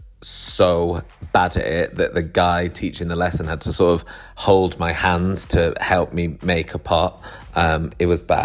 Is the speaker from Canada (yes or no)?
no; Manchester, North West England, United Kingdom; now in London, United Kingdom; I live in London, but I'm from Manchester